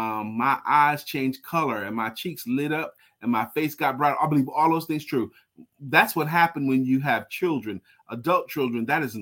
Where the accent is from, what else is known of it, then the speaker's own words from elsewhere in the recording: New York City, New York, United States; I grew up in East New York section of Brooklyn. The church was in Brownsville. Brownsville was the hood.